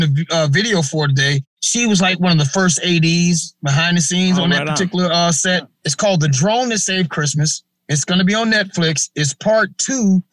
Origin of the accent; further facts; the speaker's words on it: Memphis, Tennessee, United States; also born or lived in Cleveland, Ohio; I was born in Cleveland, Ohio, but you might as well say Memphis, because I moved to Memphis with my grandparents and when I was like 2 years old. So, Memphis is where I was raised.